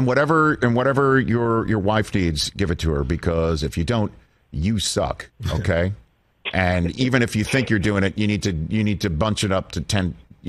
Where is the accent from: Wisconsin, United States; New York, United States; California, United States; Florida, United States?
New York, United States; New York City; I'm from Staten Island.